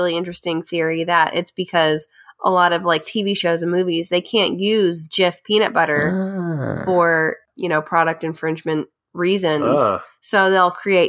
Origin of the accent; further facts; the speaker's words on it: Lexington, Kentucky, United States; Growing up in Lexington, the peanut butter plant is there.